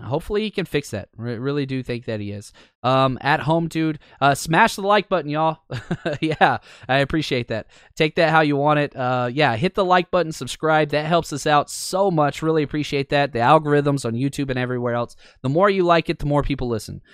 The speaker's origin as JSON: {"language": "English", "town": "Dallas", "region": "Texas", "country": "United States", "tie": "born or raised there", "said": "I grew up in Dallas."}